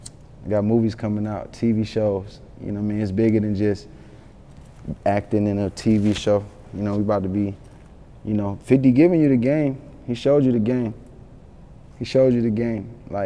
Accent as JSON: {"language": "English", "town": "Yonkers", "region": "New York", "country": "United States", "tie": "born there", "said": "People don't know I was born in Yonkers. I'm really, really tied to Yonkers."}